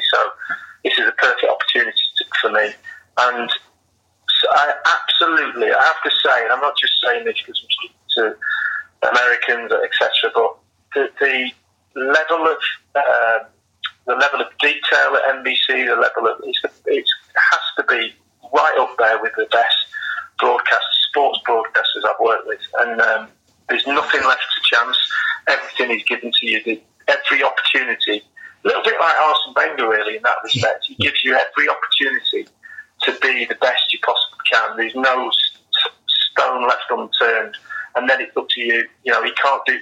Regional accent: Manchester, North West England, United Kingdom; I grew up in, I was born in Manchester, and I grew up as a Manchester City fan

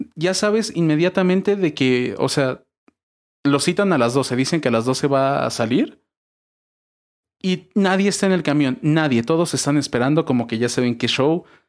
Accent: Mexico

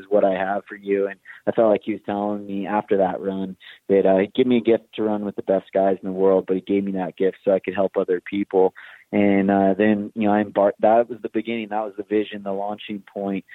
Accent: Big Bear Lake, California, United States; my hometown in Big Bear

